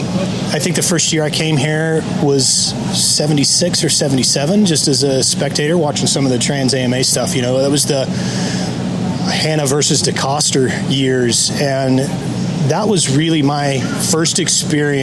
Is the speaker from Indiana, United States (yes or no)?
yes; Kokomo, Indiana, United States; we're from Kokomo